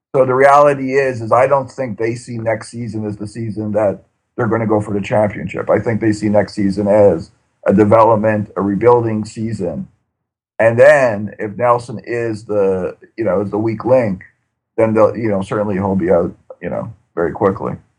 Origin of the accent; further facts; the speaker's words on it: Canada; as a Canadian soccer fan